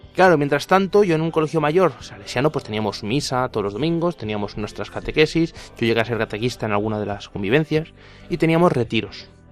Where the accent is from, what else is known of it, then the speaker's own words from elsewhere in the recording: Cuenca, Castilla-La Mancha, Spain; soy de aquí de Cuenca